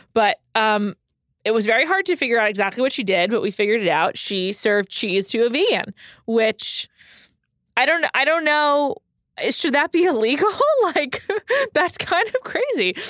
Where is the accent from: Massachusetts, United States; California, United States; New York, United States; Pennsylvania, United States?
New York, United States; New York City; I'm from New York City